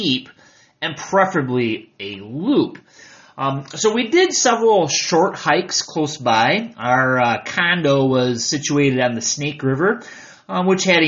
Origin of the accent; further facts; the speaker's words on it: Michigan, United States; moved away as an adult; now in United Arab Emirates; I am from Michigan, I am from the United States